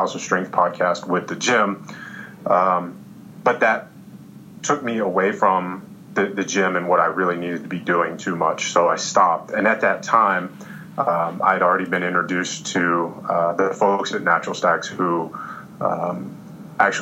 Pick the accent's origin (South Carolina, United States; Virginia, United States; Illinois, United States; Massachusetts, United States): Virginia, United States; Roanoke; also born or lived in New York; my hometown, Roanoke, Virginia